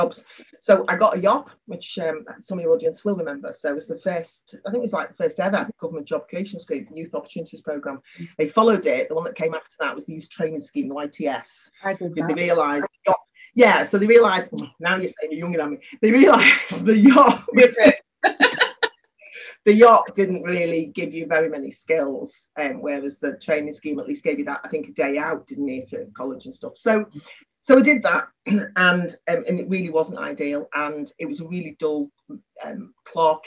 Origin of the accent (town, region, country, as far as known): Liverpool, North West England, United Kingdom; accent: Liverpool; moved away as an adult; also born or lived in Aberdeen